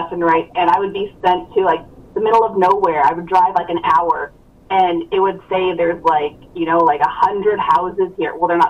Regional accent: North Dakota, United States; I'm kind of from North Dakota, from the other side of the state, so from north of Fargo and Grand Forks.

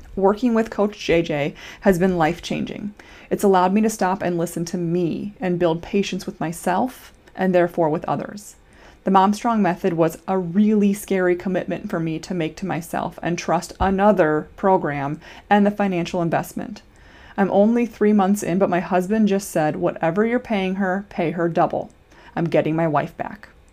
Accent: Iowa, United States; now in Minnesota, United States; I'm a Minnesotan currently, born and raised in Iowa

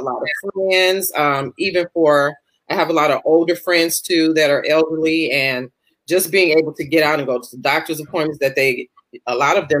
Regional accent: Chicago, Illinois, United States; I'm from Chicago

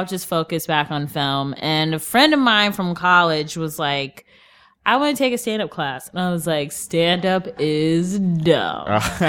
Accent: Cleveland, Ohio, United States; now in New York, United States; Cleveland, Ohio.

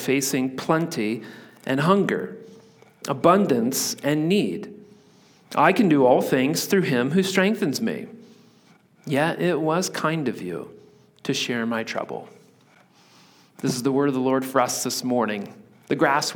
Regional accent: Indiana, United States; moved away as an adult; also born or lived in Virginia Beach, Virginia; now in Pacific Northwest, United States; I grew up in Indiana where everything is flat

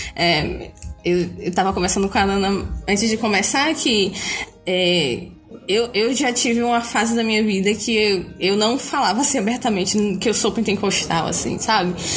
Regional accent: Bahia, Brazil; eu sou baiana de 22 anos

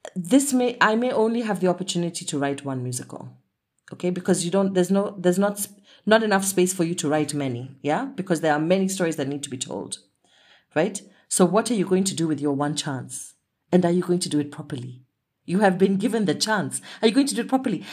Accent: Kenya; I was really exploring my identity as a Kenyan woman with, of Asian heritage

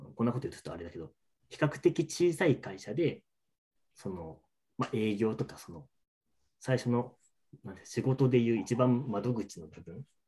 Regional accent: Nagaoka, Niigata, Japan; moved away as an adult; also born or lived in Ishikawa / Kanagawa / Saitama; now in Oyama, Japan; 高校生までは ずっと長岡にいて

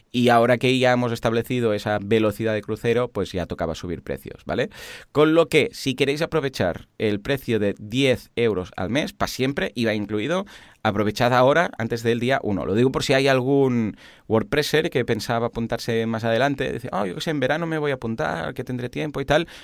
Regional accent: Catalonia, Spain; somos catalanes

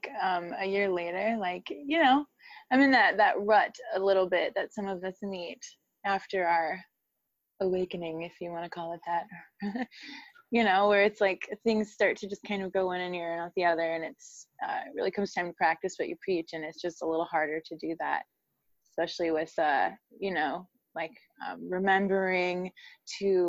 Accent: Midwest, United States; I'm from the Midwest.

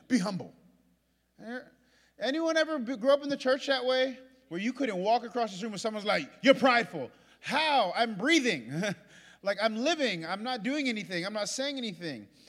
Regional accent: New York, United States; I'm from New York

